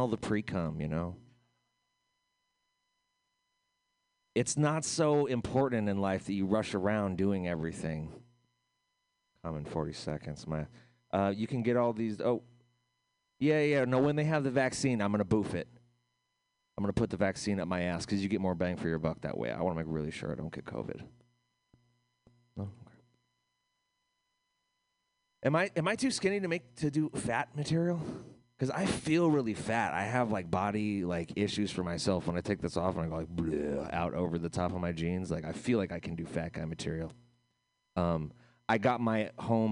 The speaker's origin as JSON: {"language": "English", "country": "United States", "said": "as an American"}